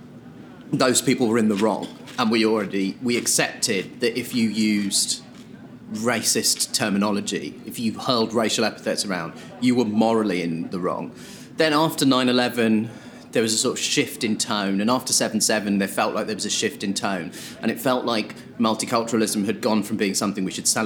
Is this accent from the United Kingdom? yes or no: yes; Croydon, London, United Kingdom; I grew up in Croydon